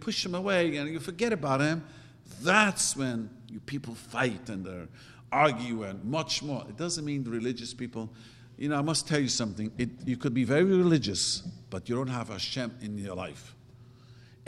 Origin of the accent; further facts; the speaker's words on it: New York City, New York, United States; English is a second language; moved away as an adult; now in California, United States; I grew up in Williamsburg